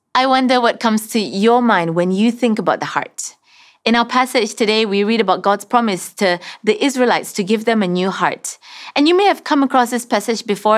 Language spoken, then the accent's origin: English; Sarawak, Malaysia; moved away; I'm originally from Sarawak